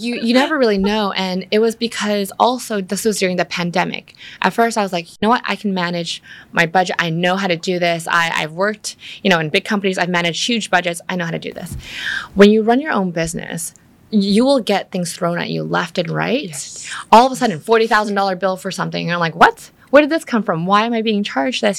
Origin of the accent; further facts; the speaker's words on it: Vancouver, British Columbia, Canada; moved away as an adult; now in Vietnam; I grew up in Vancouver where there's a lot of nature